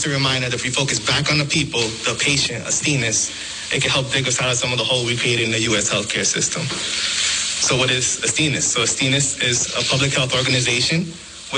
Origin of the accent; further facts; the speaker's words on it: Providence, Rhode Island, United States; I'm born in the U.S. I was born here in Providence.